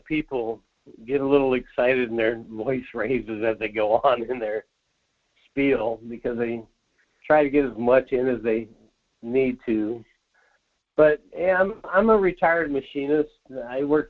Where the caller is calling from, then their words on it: Soldotna, Alaska, United States; Hey, this is … from Soldotna.